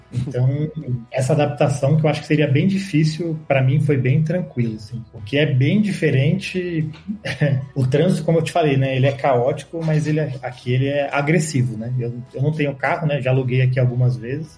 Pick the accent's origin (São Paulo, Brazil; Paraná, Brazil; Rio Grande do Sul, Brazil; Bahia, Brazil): São Paulo, Brazil; Santo André; moved away as an adult; now in Mexico; eu sou de, Santo André, no ABC paulista aí. Eu falo que eu sou de São Paulo, que é mais fácil para as pessoas saberem